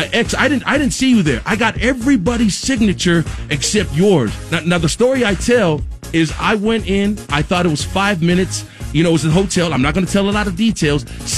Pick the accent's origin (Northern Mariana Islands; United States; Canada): United States; Compton, California; So I got this Compton hat. So I grew up in Compton, and it was my dream to share the stage.